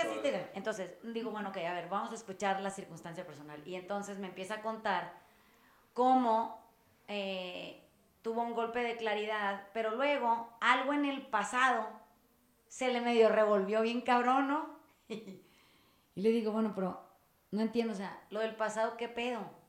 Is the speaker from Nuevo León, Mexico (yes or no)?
no; Sinaloa, Mexico; yo soy sinaloense